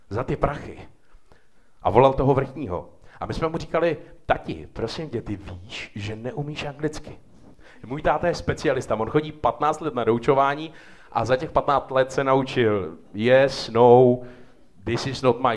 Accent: České Budějovice, South Bohemian Region, Czechia; now in Prague, Czechia; Já jsem z Budějce

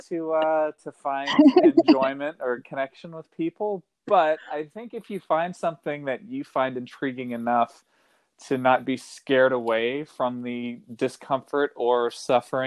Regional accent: Kentucky, United States; now in California, United States; I grew up in Kentucky, and wasn't really introduced to the outdoors until I moved to California around 2007

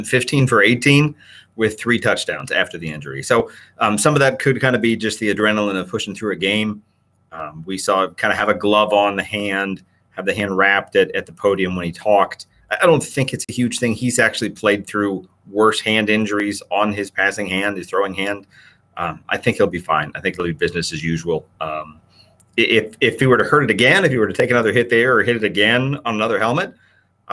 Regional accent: Philadelphia, Pennsylvania, United States; I'm actually in my hometown of Philadelphia, born here and happy to be back here

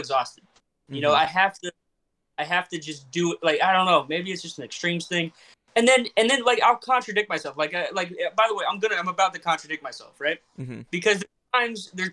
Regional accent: Florida, United States; I'm from Florida

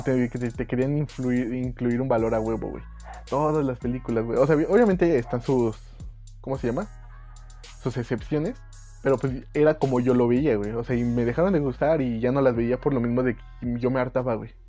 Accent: Mexico; siendo mexicano

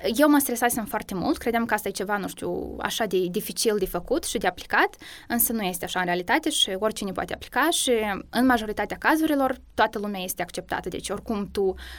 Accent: Moldova; moved away as an adult; now in Cluj-Napoca, Romania; eu sunt prima din Republica Moldova

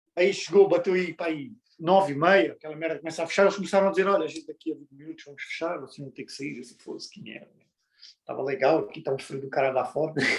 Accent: Portugal; moved away; Nós todos já vivemos, sou português, nós todos já vivemos em Portugal

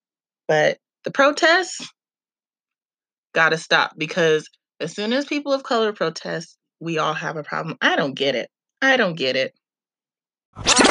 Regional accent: California, United States; speaking as a Californian

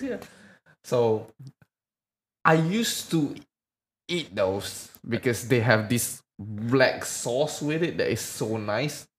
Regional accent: Medan, North Sumatra, Indonesia; where I'm from, um, I'm from Medan

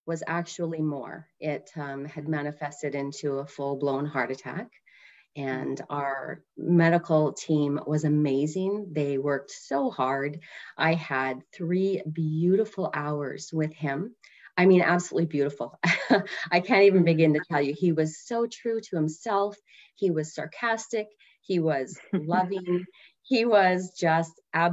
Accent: Canada; I'm from Canada

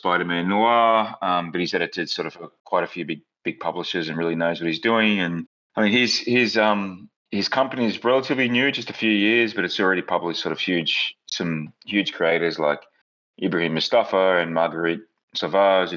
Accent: Australia; now in New York, United States; I'm Australian

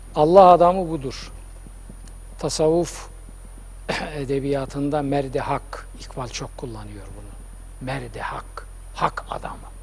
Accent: Black Sea Region, Turkey; accent: Karadeniz; bizim Karadeniz şivesiyle

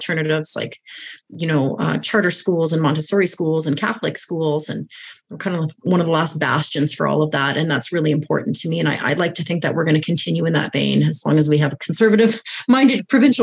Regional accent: British Columbia, Canada; moved away as an adult; now in Alberta, Canada; I was actually born in BC, and then I went there and I moved here after high school. So I moved here when I was 18.

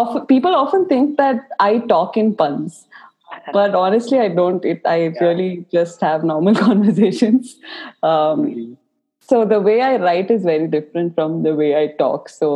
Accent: Bangalore, Karnataka, India; I was born and brought up in Bangalore

